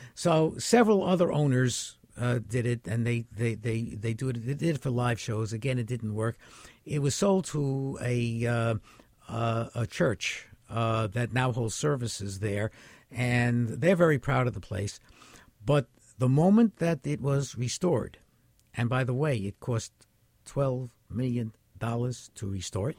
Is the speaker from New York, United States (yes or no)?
yes; New York City, New York, United States; I was born in the Bronx. I've lived in the Bronx my entire life